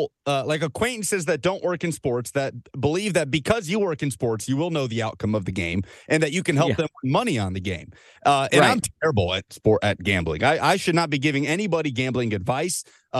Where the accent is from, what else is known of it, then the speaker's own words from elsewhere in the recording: Nashville, Tennessee, United States; But yeah, born and raised in Nashville. That was the only option for me.